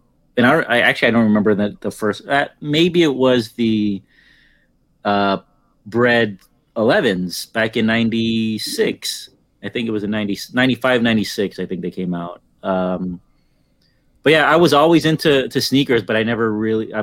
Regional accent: Daly City, California, United States; near Daly City where I grew up in the Bay Area

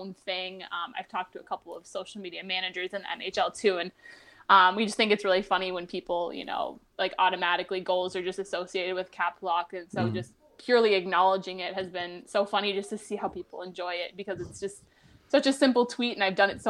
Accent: Minnesota, United States; moved away as an adult; also born or lived in Florida; Living in Minnesota my whole life

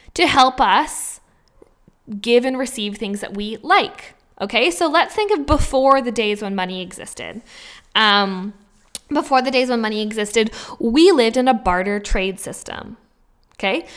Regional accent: Vancouver, British Columbia, Canada; moved away; also born or lived in Australia; I come from Vancouver

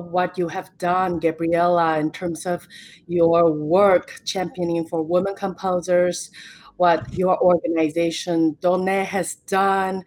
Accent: Taiwan; now in United States; growing up in Taiwan

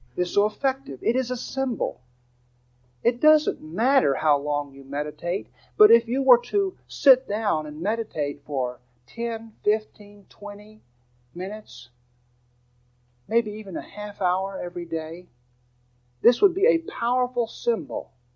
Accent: Dallas, Texas, United States; I'm from Dallas.

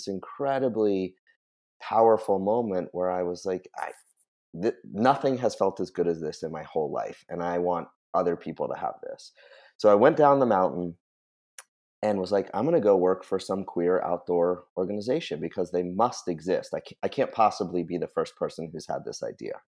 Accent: New Hampshire, United States; now in Western Massachusetts, United States; I grew up in New Hampshire being a super outdoorsy person

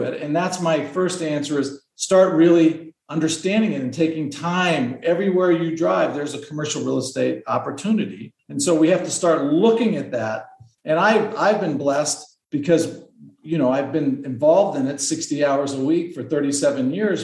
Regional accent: Southern Arizona, United States; now in Scottsdale, United States; I'm from Arizona. So I'm out here in Scottsdale, Arizona, but I was born in a small town in Southern Arizona from 6 kids

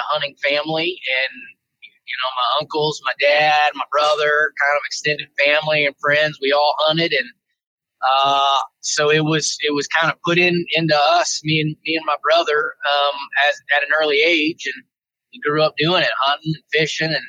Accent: Pensacola, Florida, United States; moved away as an adult; also born or lived in Virginia / Colorado Springs, Colorado; I tried to import my Southeast hunting tactics that I grew up learning in Florida. You know, we hunted feeders and pine flats and used climber stands and box blinds and, you know, kind of all that stuff in Pensacola, Florida.

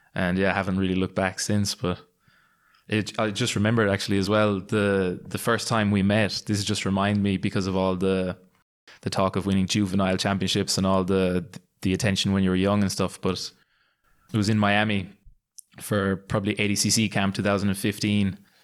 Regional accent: Limerick, Munster, Ireland; my hometown in Limerick in Ireland

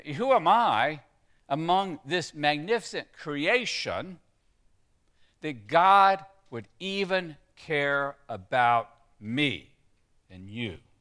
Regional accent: Texas, United States; when I grew up in Texas

